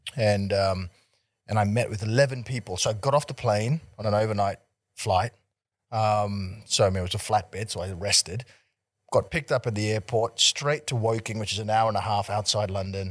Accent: Melbourne, Victoria, Australia; also born or lived in Singapore; we migrated here when I was pretty young, and so I grew up in Melbourne

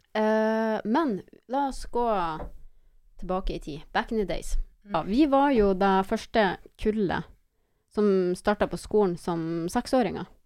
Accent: Mosjøen, Nordland, Norway; moved away; vi er oppvokst i Mosjøen

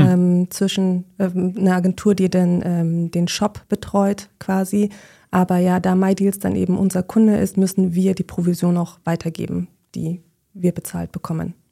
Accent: Munich, Bavaria, Germany; moved away as an adult; now in Berlin, Germany; ich bin eigentlich Münchnerin

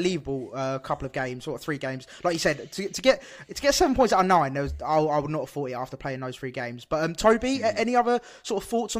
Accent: Brighton, South East England, United Kingdom; also born or lived in Plymouth; She goes, "Oh, where are you from?" I was like, "Oh, Brighton."

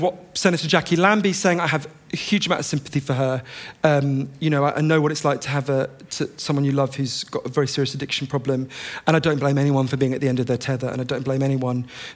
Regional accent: United Kingdom; I'm British

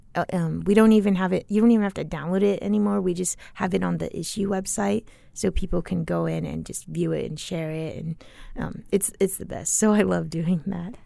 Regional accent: Tempe, Arizona, United States; also born or lived in Chile; I always went to school in Tempe, elementary school, middle school

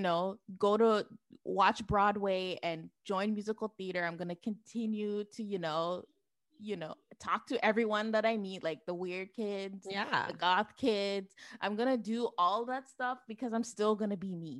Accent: Toronto, Ontario, Canada; also born or lived in Ajax, Ontario; I grew up in Toronto until I was 13

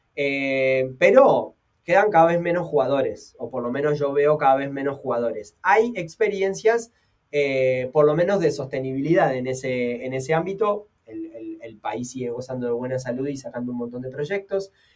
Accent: Uruguay; como uruguayo

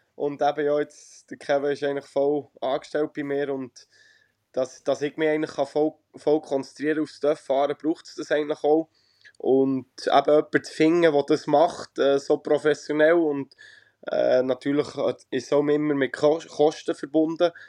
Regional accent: Rohrbach, Bern, Switzerland; bin gerade daheim in Rohrbach in der Schweiz, äh, ja. wo ich aufgewachsen bin und auch lebe, wenn ich daheim bin

